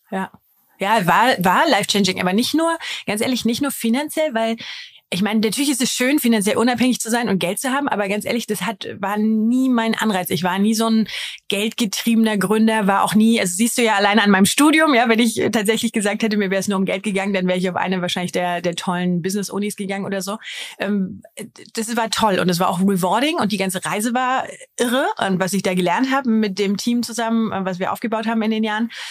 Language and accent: German; Germany; als Deutscher